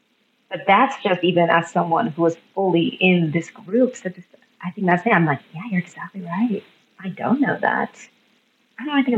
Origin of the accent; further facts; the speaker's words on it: India; so I'm Indian and my husband is white.